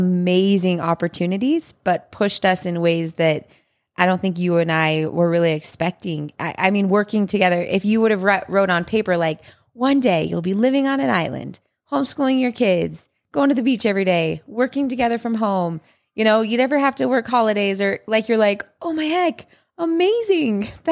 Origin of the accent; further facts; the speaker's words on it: Utah, United States; We have lived in Utah. Yeah. Our whole lives.